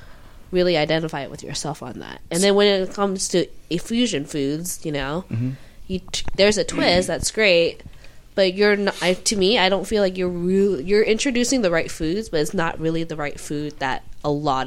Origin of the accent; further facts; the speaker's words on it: Seattle, Washington, United States; I was born and raised in Seattle. Mm-hmm. I'm Asian American. It's hard to identify, because in my neighborhood that I grew up with was a lot of Caucasian people.